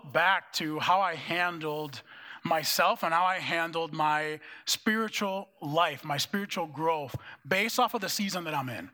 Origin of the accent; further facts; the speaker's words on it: Dominican Republic; moved away as an adult; also born or lived in Minneapolis, United States; now in United States; when I moved from the Dominican Republic to come to the U.S. to go to college, it was in Minneapolis